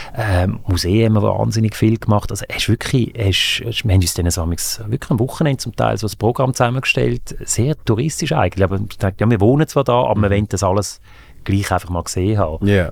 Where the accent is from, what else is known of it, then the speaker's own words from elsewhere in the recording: Aargau, Switzerland; also born or lived in Zürich / Graubünden / Fislisbach near Baden; Im Aargau. Zürich, Aargau, bisschen noch in Graubünden